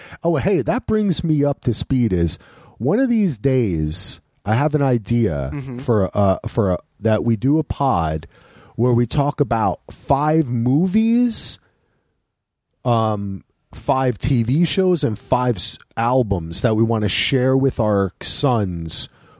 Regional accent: New Jersey, United States; I'm from New Jersey, motherfucker.

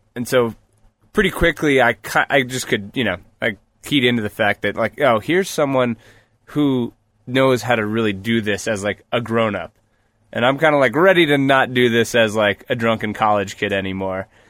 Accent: New Paltz, New York, United States; moved away; also born or lived in Colorado; I grew up in New York, actually, in Newpaltz

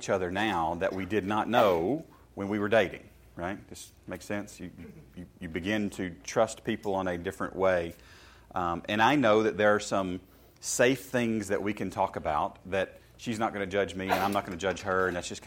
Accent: Shelbyville, Tennessee, United States; I grew up in Shelbyville, Tennessee, in a small country church

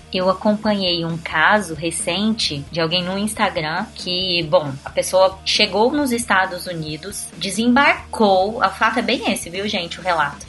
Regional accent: Brasília, Federal District, Brazil; Eu sou brasiliense

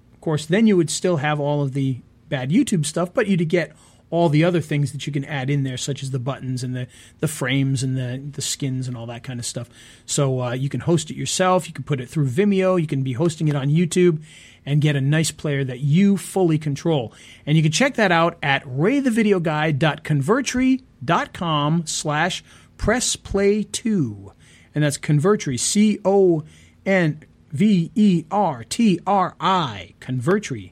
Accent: Rhode Island, United States; I'm from Rhode Island.

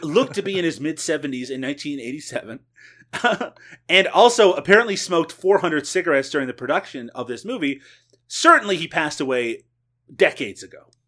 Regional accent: Canada; I am Canadian

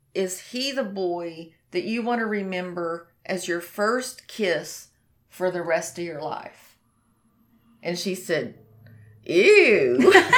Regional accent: the Bible Belt, United States; I'm from the Bible Belt.

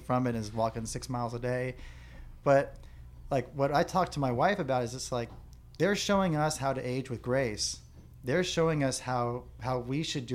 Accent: La Mesa, California, United States; I was born here in La Mesa, Kaiser Hospital, and my dad had a store right here on Fletcher Parkway

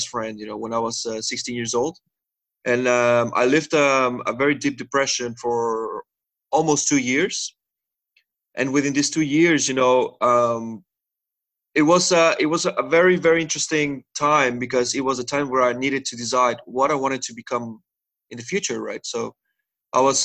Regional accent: Mexico; moved away as an adult; now in Netherlands; I'm originally from Mexico, but I've been living here in the Netherlands now for 7 years.

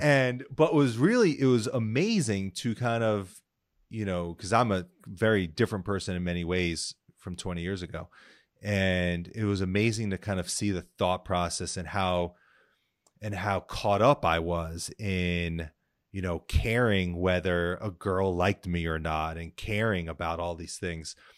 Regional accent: New Jersey, United States; I grew up in New Jersey, um, pretty middle, solid middle class

